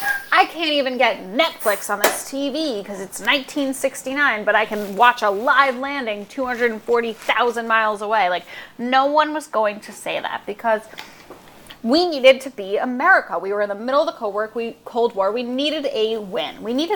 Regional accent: New York, United States; We're from Long Island, like the Bahamas.

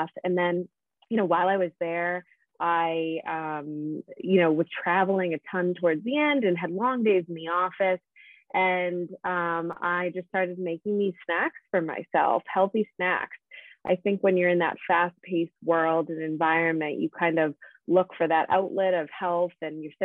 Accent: Pembroke, Massachusetts, United States; moved away as an adult; also born or lived in Boston / New York; I grew up in Pembroke, so local to the South Shore of Massachusetts

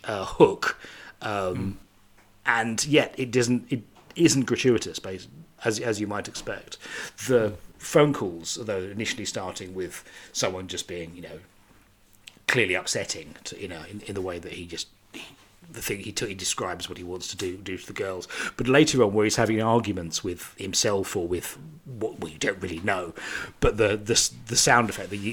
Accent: United Kingdom; I'm British

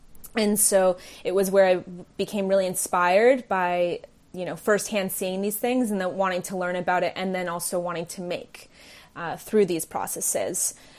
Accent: California, United States; also born or lived in England / New York / New Delhi, India; I guess some would say I'm a Bay Area native, but I was born in England and then raised in between the Bay Area, California, New York, and New Delhi, India.

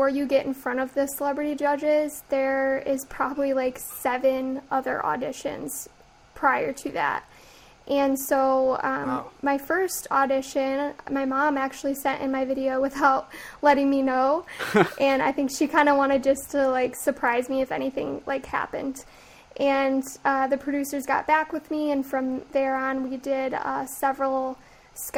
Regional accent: Lansing, Michigan, United States; born and raised in Lansing

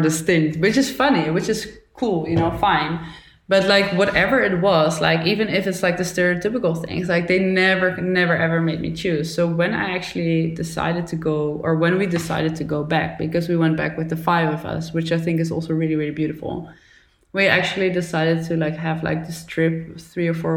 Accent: Netherlands; also born or lived in Brazil; when I grew up in the Netherlands

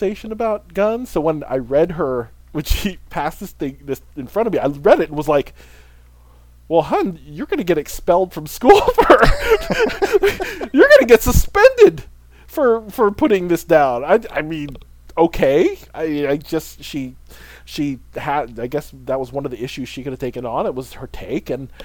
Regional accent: Philippines; as a Filipino

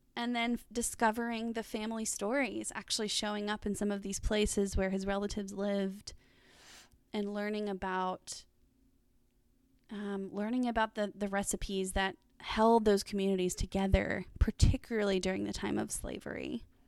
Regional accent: Dallas, Texas, United States; moved away as an adult; now in Arkansas, United States; I grew up in Dallas and lived there pretty recently

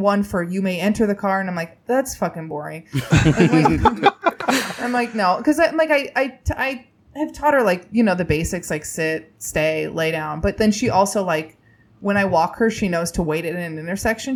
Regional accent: Indiana, United States; I grew up in Indiana.

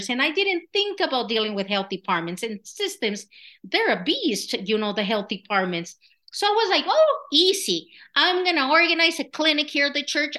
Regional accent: Michoacán, Mexico; English is a second language; moved away as an adult; now in Colorado, United States; I was born and raised in Michoacan, Mexico

